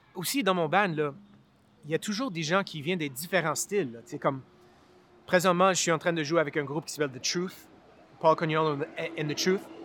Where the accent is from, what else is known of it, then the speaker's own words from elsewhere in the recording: Montreal, Quebec, Canada; Je viens de Montréal. Je suis né ici à, NDG, Notre-Dame-de-Grâce